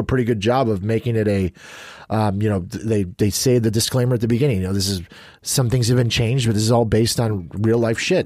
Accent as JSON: {"language": "English", "country": "United States", "said": "as an American"}